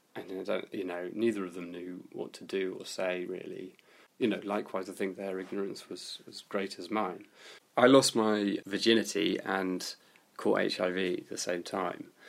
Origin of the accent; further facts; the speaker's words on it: London, United Kingdom; also born or lived in Bristol; I'm originally from West Hampstead